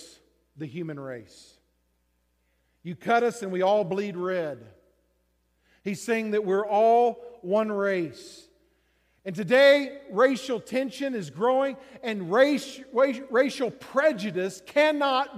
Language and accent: English; Texas, United States; moved away; I grew up in Texas